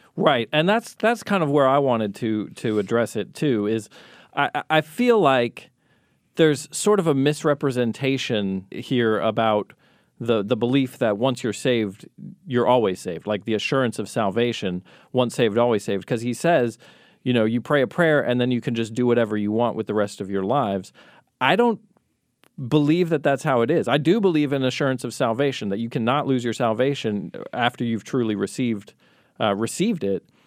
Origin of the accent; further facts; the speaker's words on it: Colorado, United States; moved away; also born or lived in Long Beach, California; I grew up in Colorado where we have all four seasons